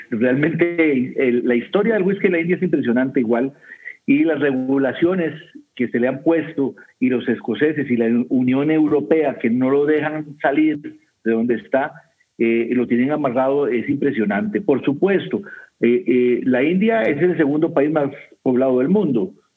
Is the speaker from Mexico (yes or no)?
no; Costa Rica; aquí en mi país, en Costa Rica